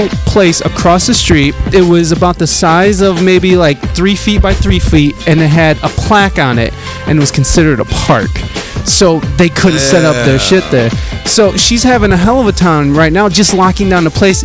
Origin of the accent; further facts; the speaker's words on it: Toledo, Ohio, United States; also born or lived in Adrian, Michigan / San Diego; now in Toledo, United States; I grew up in Toledo, but like I've been in San Diego for the last